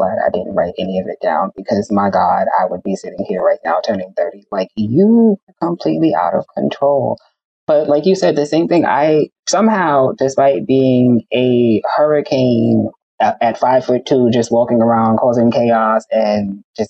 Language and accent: English; Bronx, New York, United States; And then like I'm from the Bronx.